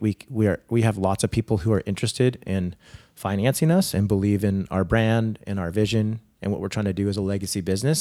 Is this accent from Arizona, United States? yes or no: no; Saratoga, California, United States; also born or lived in Silicon Valley / France / Germany / Spain; I grew up in Saratoga